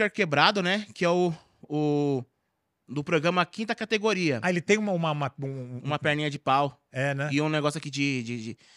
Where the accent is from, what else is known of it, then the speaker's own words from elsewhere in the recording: Carapicuíba, São Paulo, Brazil; falo que eu sou de Carapicuíba mesmo, porque nós é favela e é isso aí mesmo.